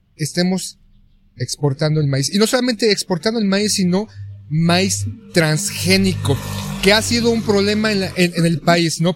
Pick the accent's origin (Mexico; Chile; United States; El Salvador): Mexico; como mexicanos, o aquí en la capital de la Ciudad de México